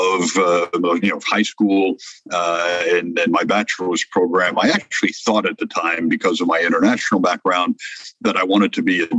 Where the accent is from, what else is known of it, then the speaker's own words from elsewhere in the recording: France; also born or lived in Mexico; now in United States; originally born in France, I have been in the United States for 52 years now